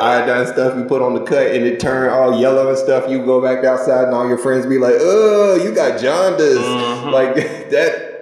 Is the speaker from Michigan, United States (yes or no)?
no; Stockbridge, Georgia, United States; I grew up in Stockbridge, Georgia, outside of Atlanta, Georgia